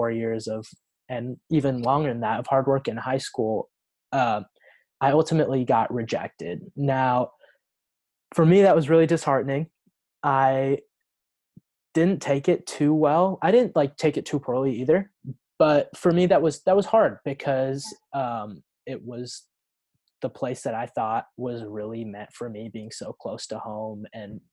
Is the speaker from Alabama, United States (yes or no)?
no; Oregon, United States; I'm from Oregon.